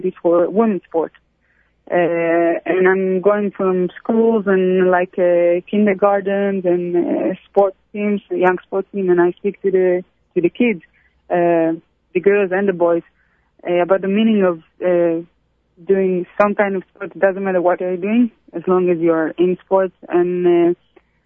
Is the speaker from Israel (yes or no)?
yes; Israel; also born or lived in Brussels, Belgium; I grew up in Ancelia